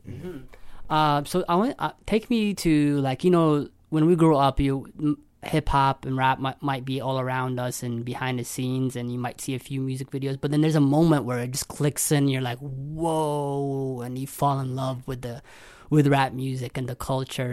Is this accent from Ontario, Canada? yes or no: yes; London, Ontario, Canada; moved away as an adult; now in Toronto, Canada; I'm originally from London, Ontario. I moved to Toronto two years ago